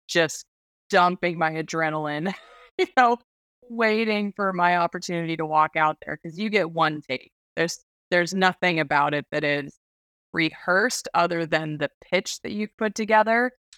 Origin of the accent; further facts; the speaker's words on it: Alaska, United States; also born or lived in Washington; I was born and raised in Alaska